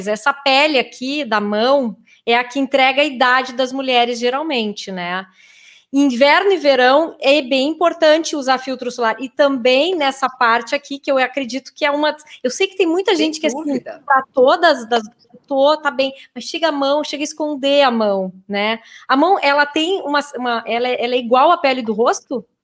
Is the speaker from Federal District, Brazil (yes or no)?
no; Pelotas, Rio Grande do Sul, Brazil; eu queria saber, pois tenho a pele branquinha uh, e sou de Pelotas, moro no interior.